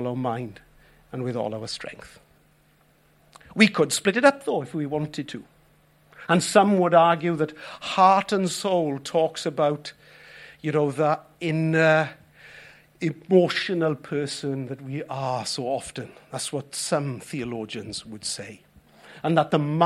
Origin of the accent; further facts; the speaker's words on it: Wales, United Kingdom; us as Welsh people